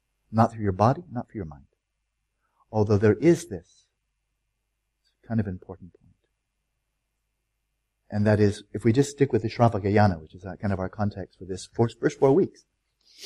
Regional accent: United States; I'm an American

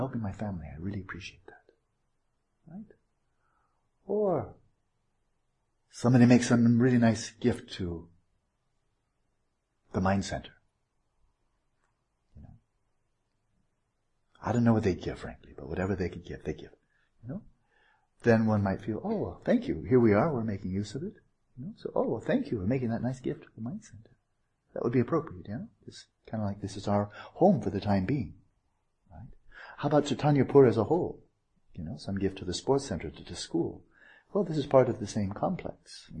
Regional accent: United States; I'm an American

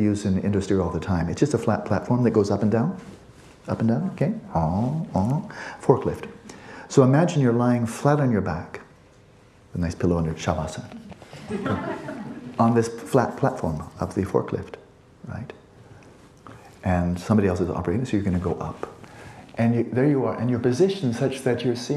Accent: California, United States; I'm a guy from California

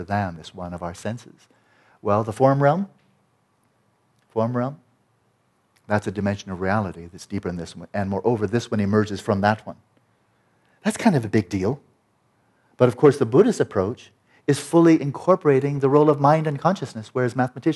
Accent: California, United States; I'm a Californian guy

